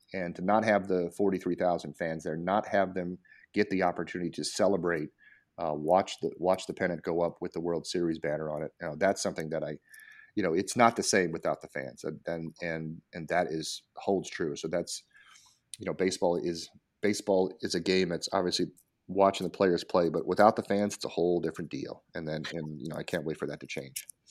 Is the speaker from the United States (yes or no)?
yes; Colorado, United States; now in Washington, D.C., United States; I grew up in Colorado, my dad was in the Air Force